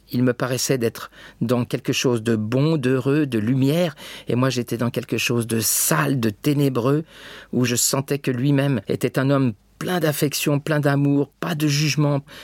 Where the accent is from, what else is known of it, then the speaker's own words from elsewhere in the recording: Choisy-le-Roi, Île-de-France, France; dans cette ville où je suis né, à Choisy-le-Roi